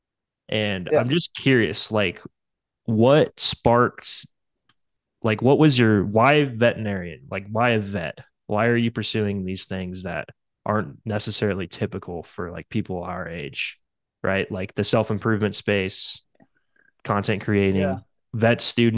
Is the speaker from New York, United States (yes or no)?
no; Kansas, United States; I'm from Kansas in the US.